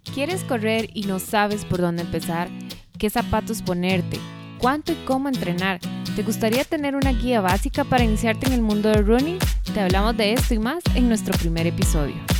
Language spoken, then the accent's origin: Spanish; Costa Rica; nosotros aquí en Costa Rica tenemos un clima muy húmedo